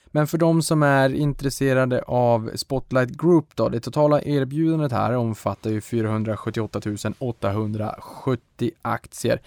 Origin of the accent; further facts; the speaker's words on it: Boden, Norrbotten County, Sweden; now in Stockholm, Sweden; Jag kommer från Boden